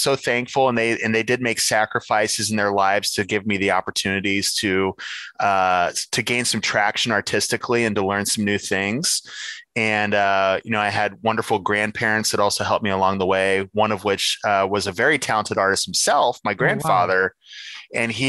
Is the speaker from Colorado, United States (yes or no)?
no; Ohio, United States; I have a tattoo of the state of Ohio on me.